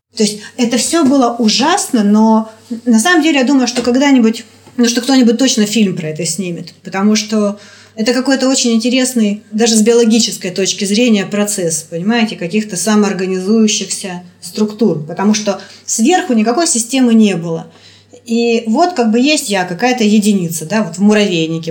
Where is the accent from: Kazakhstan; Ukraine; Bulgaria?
Ukraine; Kharkiv, Kharkiv Oblast; moved away as an adult; now in Moscow, Russia; Я украинка. Я выросла, я родилась в Харькове, я выросла в Харькове, я закончила Харьковский университет